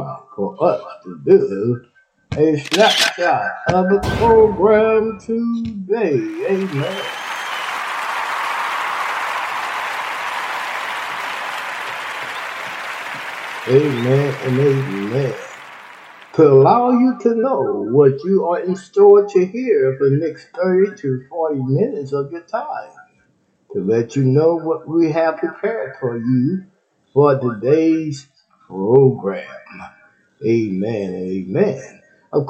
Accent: Texas, United States; Texas, my home state

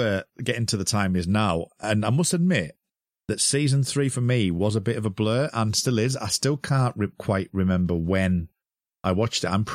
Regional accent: United Kingdom; we're both British.

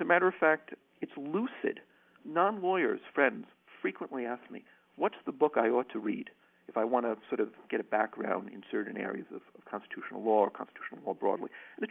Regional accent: United States; now in Ireland; I'm an American public law scholar who teaches law

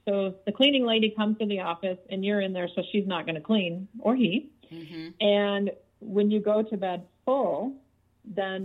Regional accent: Detroit, Michigan, United States; I grew up in Detroit

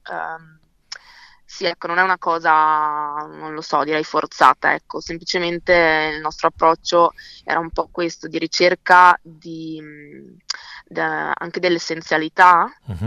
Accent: Verona, Veneto, Italy; io sono nata e cresciuta a Verona

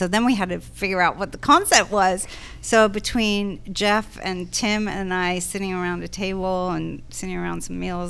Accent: London, United Kingdom; moved away; also born or lived in New York; growing up in London

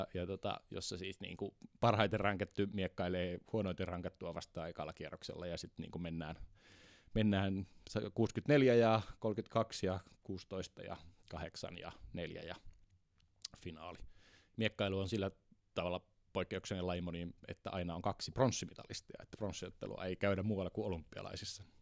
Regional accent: Kemi, Lapland, Finland; Merilappi. Lappi. Totta. Merilappi. Joo, Sieltä päin olen kotoisin.

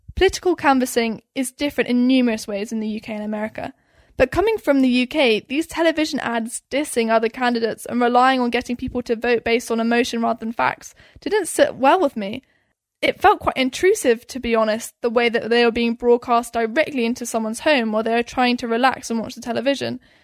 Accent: United Kingdom; now in United States; as a Brit

